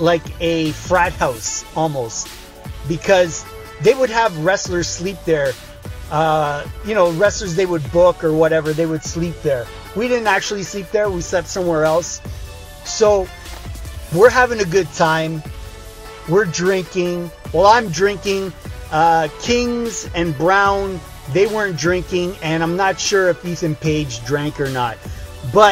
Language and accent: English; Canada; I'm from Canada.